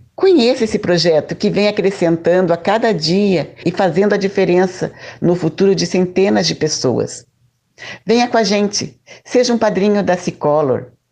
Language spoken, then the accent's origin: Portuguese; Lages, Santa Catarina, Brazil; now in Curitiba, Brazil; Eu nasci em Laje, Santa Catarina e hoje moro em Curitiba